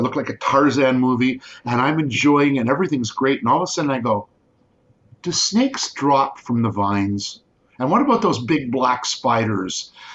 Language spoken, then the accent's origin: English; Guelph, Ontario, Canada; I grew up in Guelph when it was only 30,000-35,000 population.